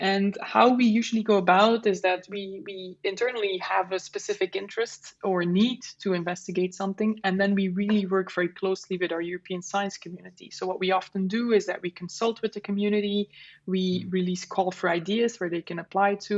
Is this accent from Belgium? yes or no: yes; Flemish part of Belgium, Flanders, Belgium; English is a second language; moved away as an adult; now in Netherlands; I'm from Belgium originally and I currently live in the Netherlands. We speak the same language because I'm from the Flemish part of Belgium